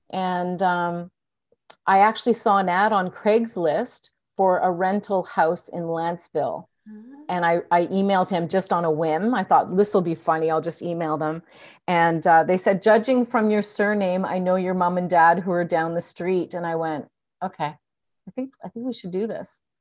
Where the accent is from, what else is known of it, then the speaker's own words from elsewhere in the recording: Edmonton, Alberta, Canada; born there; also born or lived in Ottawa / Toronto / Vancouver / Victoria; I was born in Edmonton, so I went to school at U of Vic.